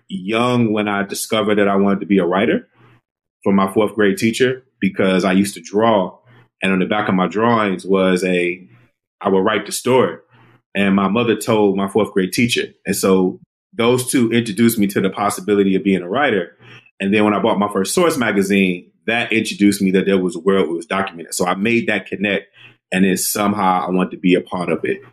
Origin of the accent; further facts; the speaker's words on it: Detroit, Michigan, United States; moved away as an adult; also born or lived in Washington, D.C.; Born and raised in Detroit. Lived there my entire life until I was about 21, and then I transferred to Howard University.